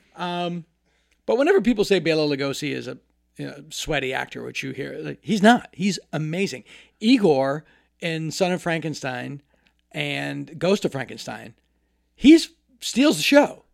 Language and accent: English; Hopedale, Massachusetts, United States; moved away as an adult; now in Los Angeles, United States; My childhood address was nine Cemetery Street and, um, in Hopedale, Massachusetts, a very small town.